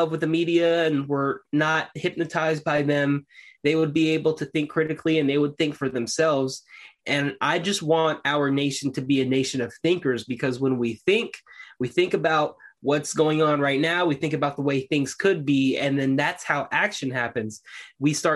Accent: United States; I'm an American. We're all Americans.

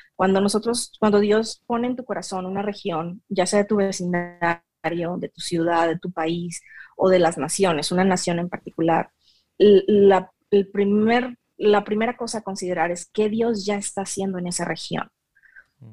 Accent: Michoacán, Mexico; first language Spanish; la de yo en Michoacán adorando al Señor en mi iglesia presbiteriana

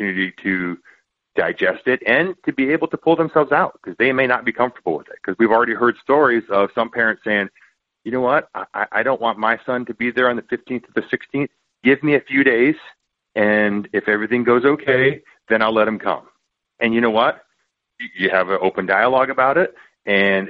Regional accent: Texas, United States; moved away as an adult; also born or lived in Michigan; I grew up in Texas

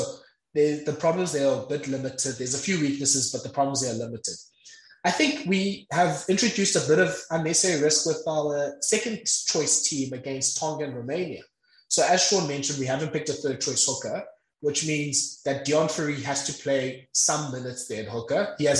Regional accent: South Africa; So, yeah, I think as a South African rugby watcher, you look at that squad and I think there's a bit of heavy breathing.

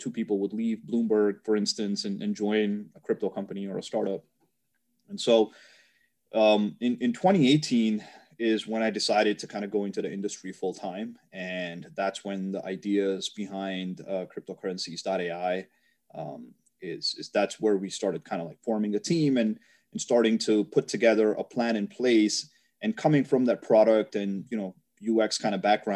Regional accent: New York, United States; I'm from New York

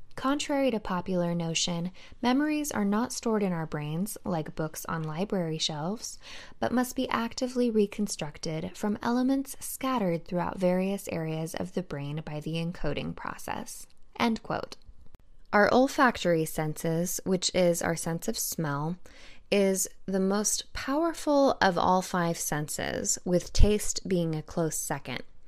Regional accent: California, United States; moved away; I'm from California, and the majority of my family is still located in California

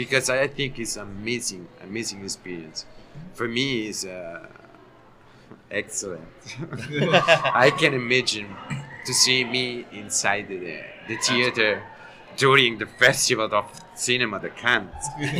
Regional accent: Italy; English is a second language; from Italy. I'm an Italian actor.

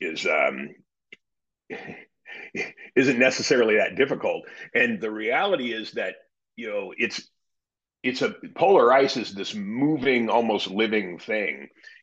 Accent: Sun Valley, Idaho, United States; I grew up in Sun Valley, Idaho

